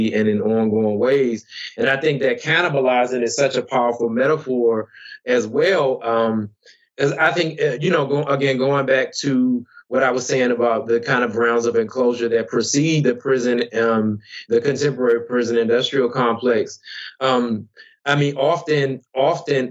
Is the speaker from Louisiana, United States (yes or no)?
no; Tappahannock, Virginia, United States; my hometown in Tappahannock, Virginia